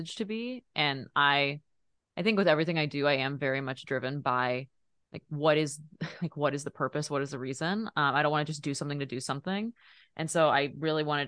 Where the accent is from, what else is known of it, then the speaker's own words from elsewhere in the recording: Dallas, Texas, United States; moved away as an adult; now in Los Angeles, United States; I'm originally from Dallas, Texas